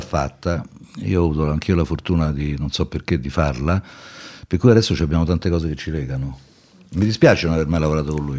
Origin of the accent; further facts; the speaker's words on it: Rome, Lazio, Italy; also born or lived in Milan; sono romano